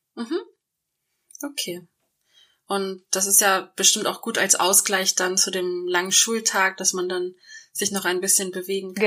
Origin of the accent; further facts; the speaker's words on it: Hamburg, Germany; Mich als Hamburgerin